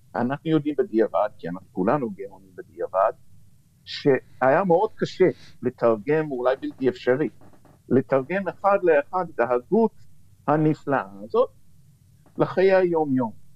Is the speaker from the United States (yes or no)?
yes; United States; now in Israel; כנער שגדל בשנות ה-60 וה-70 אה, במערב, בארצות הברית